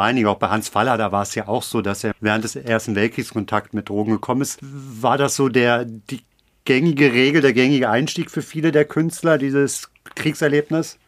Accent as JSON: {"language": "German", "region": "Hamburg", "country": "Germany", "said": "ich bin Hamburger"}